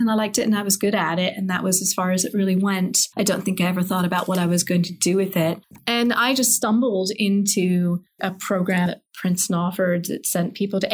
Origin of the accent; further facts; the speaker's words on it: England, United Kingdom; moved away as an adult; I grew up in England, actually.